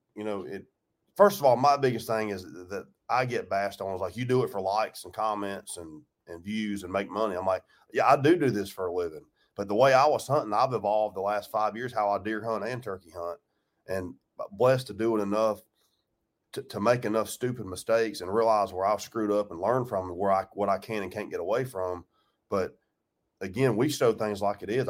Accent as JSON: {"language": "English", "region": "Georgia", "country": "United States", "tie": "born or raised there", "said": "I grew up in Georgia"}